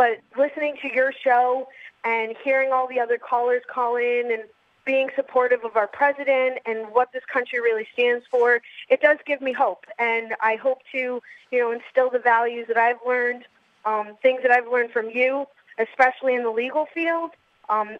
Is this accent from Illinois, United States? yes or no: no; New York, United States; I'm born and raised in New York